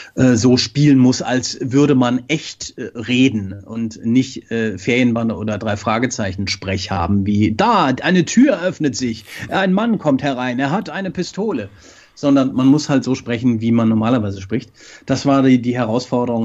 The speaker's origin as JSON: {"language": "German", "town": "Frankfurt", "region": "Hesse", "country": "Germany", "tie": "born or raised there", "said": "In Frankfurt, was mich sehr freut, meiner Heimat"}